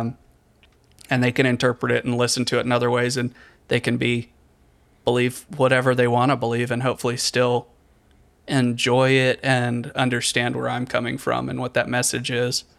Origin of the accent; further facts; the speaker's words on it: Richmond, Virginia, United States; moved away as an adult; also born or lived in Charleston / eastern North Carolina; now in North Carolina, United States; I grew up in Richmond